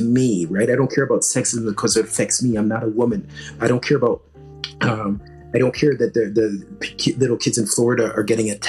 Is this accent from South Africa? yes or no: yes; South Africa; It's not going to benefit me because I'm South African.